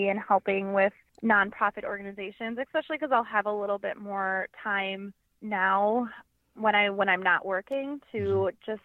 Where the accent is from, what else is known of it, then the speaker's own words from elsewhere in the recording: Wisconsin, United States; I'm from Wisconsin. I live here with my husband